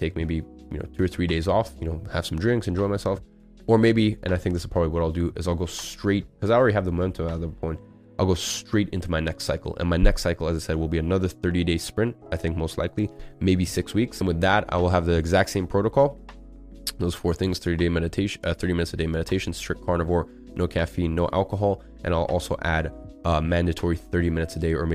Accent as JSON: {"language": "English", "region": "London", "country": "United Kingdom", "tie": "born or raised there", "moved": "as an adult", "lives_now": "Dubai, United Arab Emirates", "said": "I was used to growing up in London for 17 years"}